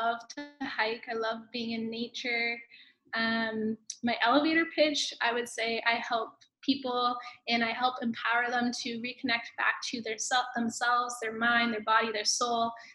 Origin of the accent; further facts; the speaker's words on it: Hamilton, Ontario, Canada; I grew up in Hamilton, Ontario